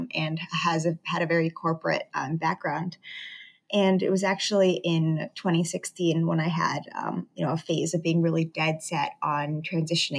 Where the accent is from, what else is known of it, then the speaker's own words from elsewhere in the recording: northeastern Connecticut, United States; moved away as an adult; now in New York City, United States; So I'm from Connecticut, northeastern Connecticut. So Boston is our city over New York.